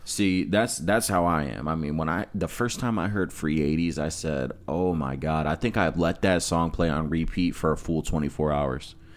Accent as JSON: {"language": "English", "town": "Amherst", "country": "United States", "tie": "born or raised there", "also_born_or_lived": "West Side", "said": "growing up in Amherst and watching the opiate epidemic just run through that fucking city like a train"}